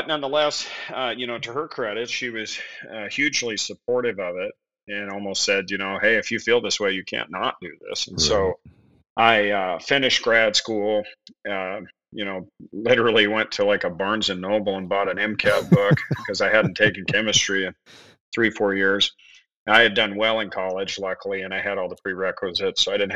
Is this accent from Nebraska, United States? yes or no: yes; Western Nebraska, United States; moved away; I'm from Western Nebraska originally.